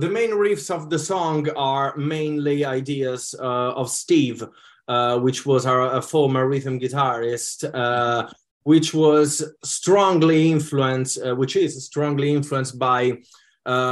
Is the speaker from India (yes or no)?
no; Italy; now in United Kingdom; growing up in Italy, obviously, allowed me to have influences from my country's music as well